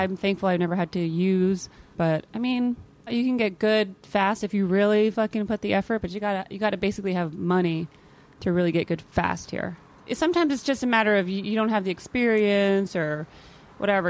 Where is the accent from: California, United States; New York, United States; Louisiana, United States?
California, United States; Modesto; now in Los Angeles, United States; I'm from Northern California. It's the Central Valley, Modesto.